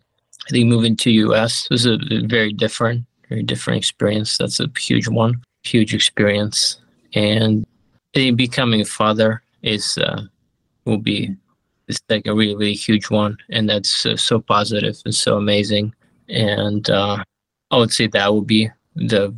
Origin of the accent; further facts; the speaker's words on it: Ukraine; moved away; I grew up in Ukraine